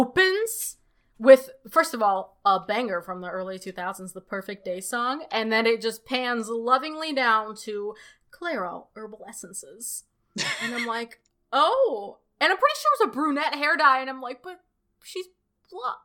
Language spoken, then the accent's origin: English; Moscow, Russia; now in United States; I was born in Moscow